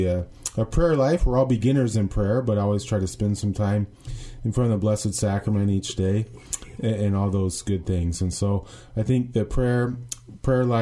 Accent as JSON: {"language": "English", "town": "Indianola", "region": "Iowa", "country": "United States", "tie": "born or raised there", "said": "my pastor growing up in Indianola"}